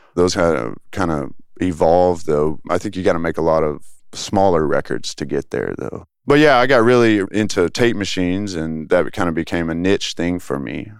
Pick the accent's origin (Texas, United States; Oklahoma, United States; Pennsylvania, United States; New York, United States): Texas, United States; Tyler; also born or lived in Dallas, Texas / Flower Mound, Texas; now in Austin, United States; I went to high school in Tyler, Texas